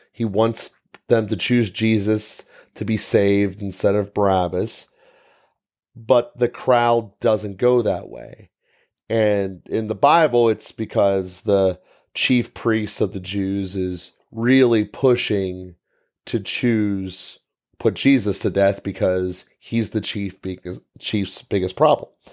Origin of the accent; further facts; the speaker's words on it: United States; we as American people